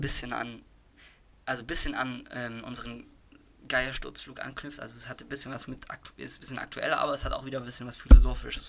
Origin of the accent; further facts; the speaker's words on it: Germany; bei uns in Deutschland